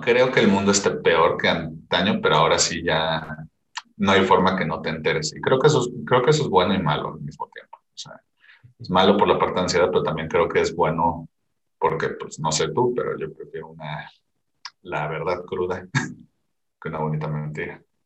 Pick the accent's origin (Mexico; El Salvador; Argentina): Mexico